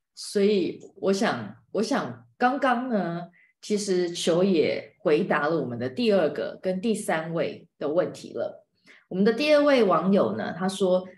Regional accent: Taiwan; 在我们台湾人看不见的非洲

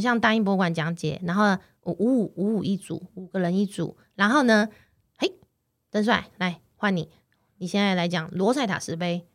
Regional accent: Taiwan; moved away as an adult; now in London, United Kingdom; 我们台湾出生的

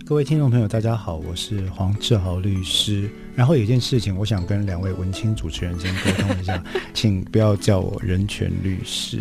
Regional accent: Taiwan; 我们台湾人以前，至少在我小的时候吧

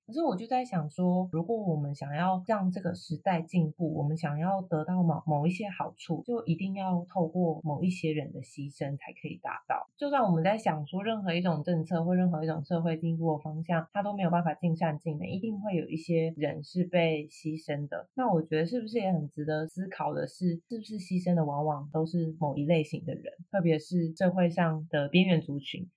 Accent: Taiwan; 我有身为台湾人的认同啊，这里就是我的家，就是我的根啊，我活得很好

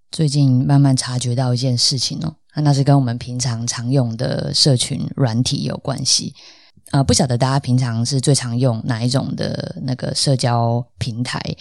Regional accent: Tainan, Taiwan; 我是台南人，那但是认识我的朋友，大部分应该都知道，呃，我的台语基本上就是超级无敌烂

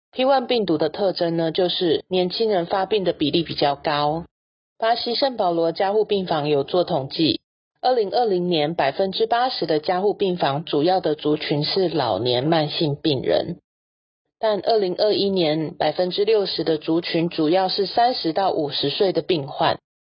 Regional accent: Taiwan; 我们台湾人

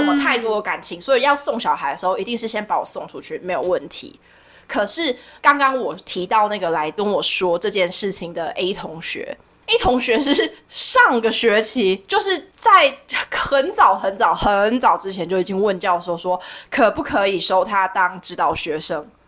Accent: Yunlin County, Taiwan; 我是， 我是云林人

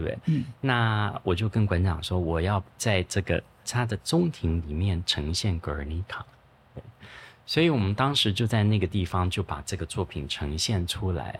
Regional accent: Taiwan; moved away; 我们小时候是在泸州长大的

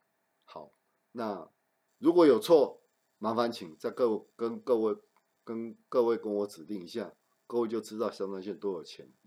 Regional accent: southern Taiwan, Taiwan; also born or lived in Taichung; 对我我我是台中小孩，然后我是在南部长大的，所以这个天气对我来说还是很冷的。

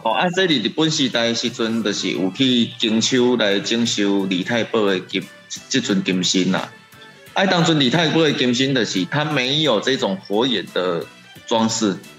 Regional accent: Taiwan; 因为我们台湾人有去那边进香

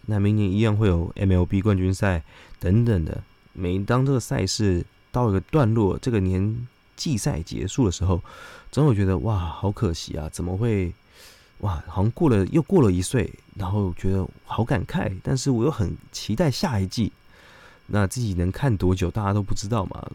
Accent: Taiwan; 自己台湾人哦，不一定会选择高端

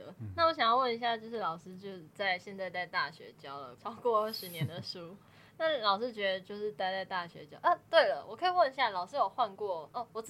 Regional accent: northern Taiwan, Taiwan; 我是北部人，

